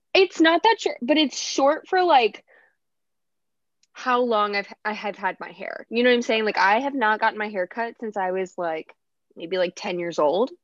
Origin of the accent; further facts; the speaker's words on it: south of Chicago, Illinois, United States; now in Dallas, United States; I live in Dallas, but I'm from Chicago. Well, oh, okay. like south of Chicago.